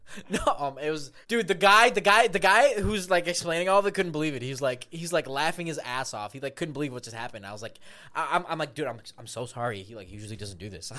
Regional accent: Minsk, Belarus; I was born in Belarus, Minsk specifically

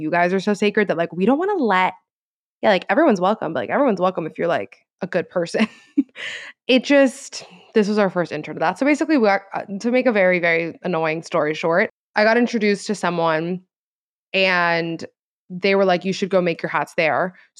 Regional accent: Florida, United States; Like we're both from Florida. We both acknowledge that Florida's crazy.

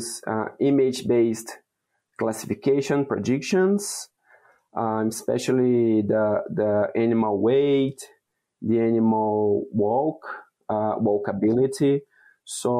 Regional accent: Brazil; moved away as an adult; now in Wisconsin, United States; I was born and raised in Brazil

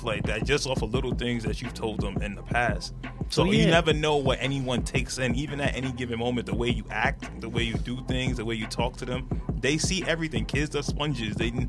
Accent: New York City, New York, United States; I'm from the Bronx.

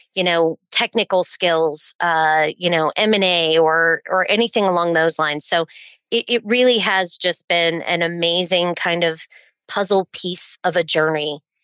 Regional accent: Oklahoma, United States; born there; also born or lived in Pittsburgh, Pennsylvania; My dad was in the Air Force, so we did tour around a little bit. I was born near Tinker Air Force Base.

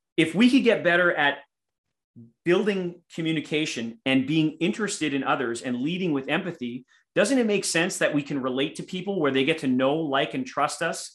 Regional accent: Winnipeg, Manitoba, Canada; here in my hometown of Winnipeg or Winterpeg, Canada

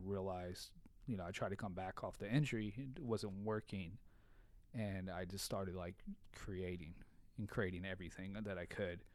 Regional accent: Bellflower, California, United States; also born or lived in San Diego; I grew up in Bellflower.

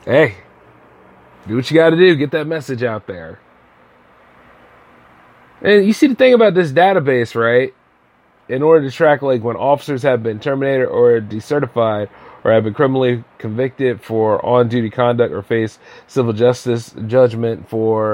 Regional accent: United States; I love being an American

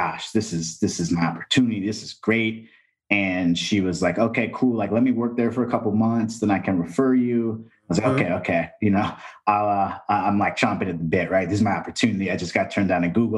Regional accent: Texas, United States; also born or lived in East Coast

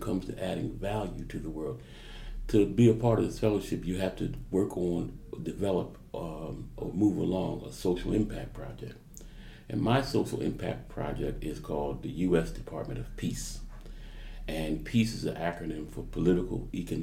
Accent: Camden, New Jersey, United States; I was raised in Camden

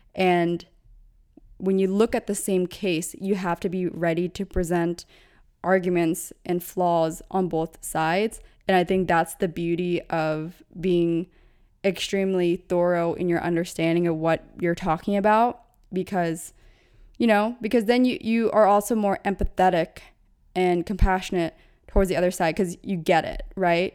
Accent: United States; I was born in America

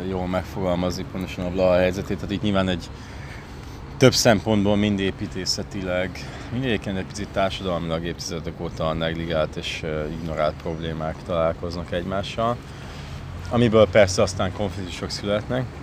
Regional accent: Budapest, Hungary; Nem, én ott nőttem fel.

